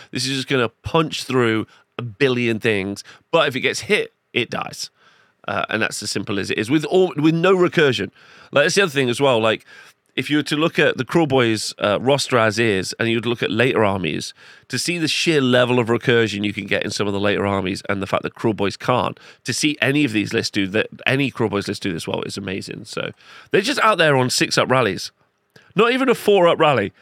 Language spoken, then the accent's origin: English; Nottingham, East Midlands, United Kingdom; in my hometown